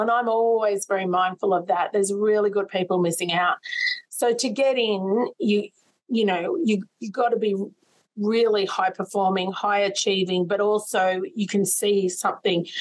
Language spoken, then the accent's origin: English; Sydney, New South Wales, Australia; I grew up in Sydney's West